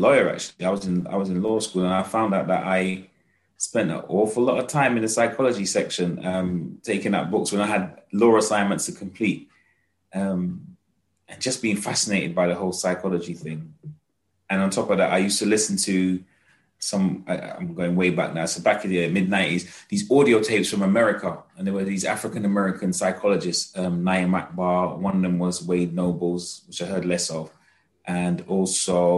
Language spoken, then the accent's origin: English; London, United Kingdom; I'm a Londoner through and through